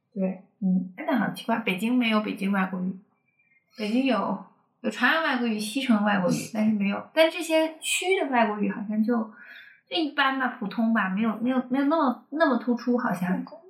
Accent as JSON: {"language": "Chinese", "country": "China", "said": "我是中国人，然后我在这个地方生活是有，更有归属感的"}